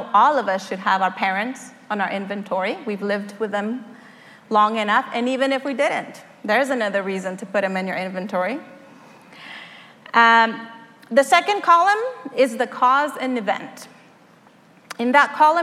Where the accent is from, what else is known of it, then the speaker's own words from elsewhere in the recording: Mexico; moved away; I was born in Mexico to a family of five